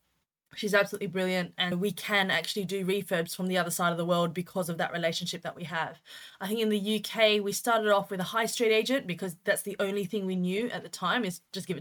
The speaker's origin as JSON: {"language": "English", "country": "Australia", "moved": "as an adult", "lives_now": "United Kingdom", "said": "We started in Australia, which is where we're from. You could probably tell that the accent isn't as British as you'd probably find. So we started in Oz and we came to the UK in 2016."}